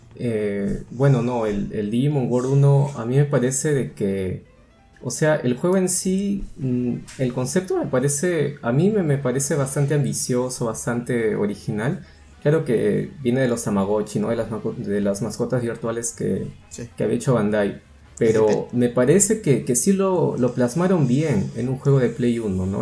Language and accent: Spanish; Peru